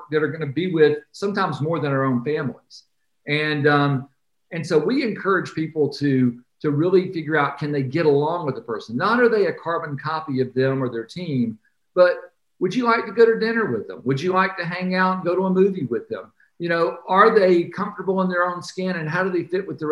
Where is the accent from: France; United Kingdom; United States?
United States; Atlanta, Georgia; I grew up in Atlanta